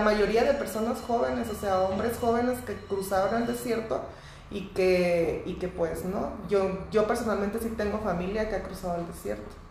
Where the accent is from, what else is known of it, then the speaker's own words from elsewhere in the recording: Mexico; yo siendo mexicana